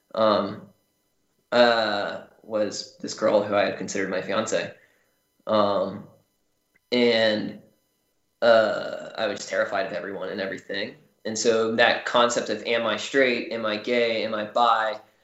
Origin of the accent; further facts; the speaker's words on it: Charleston, South Carolina, United States; I grew up in mostly charleston south carolina